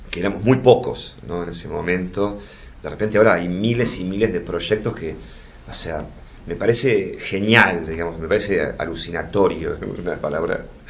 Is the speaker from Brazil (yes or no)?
no; Buenos Aires, Argentina; me crié en Flores